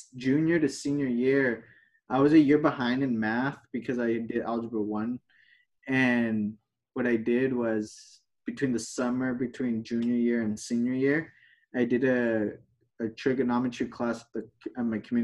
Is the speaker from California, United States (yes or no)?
yes; Ventura, California, United States; also born or lived in Santa Paula, California; I was born and raised in Ventura, California.